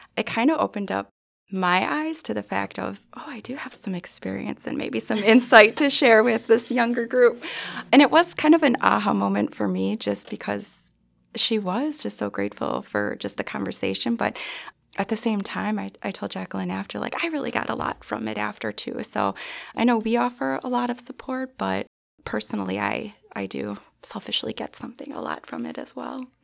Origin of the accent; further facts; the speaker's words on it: Milwaukee, Wisconsin, United States; born, raised, and we all still continue to live here in Milwaukee